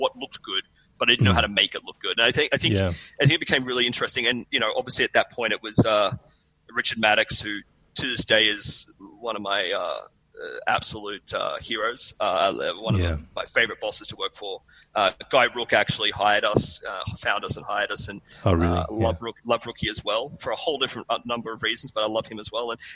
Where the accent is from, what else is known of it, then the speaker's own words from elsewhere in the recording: Sydney, New South Wales, Australia; accent: Aussie; moved away as an adult; now in New York, United States; I grew up in Sydney. I'm from Sydney, Sydney boy, southern suburbs